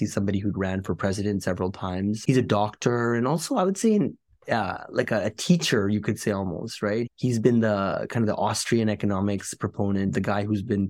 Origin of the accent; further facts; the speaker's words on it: Canada; Like just growing up in Canada, for example, there's a lot of things that I think kids take for granted.